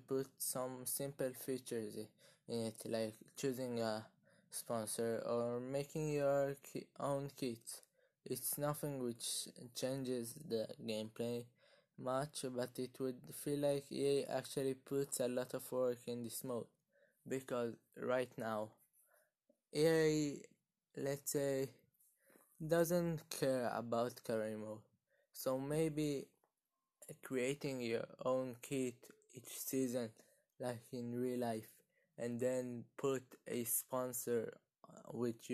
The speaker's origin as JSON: {"language": "English", "country": "Israel", "said": "I am from Israel, and now I am 13 years old"}